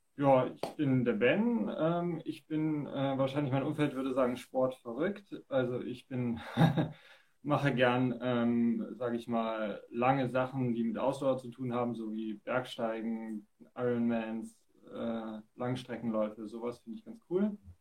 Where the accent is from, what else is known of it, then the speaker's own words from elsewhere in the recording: Dresden, Saxony, Germany; hier in meinem Heimatort in Dresden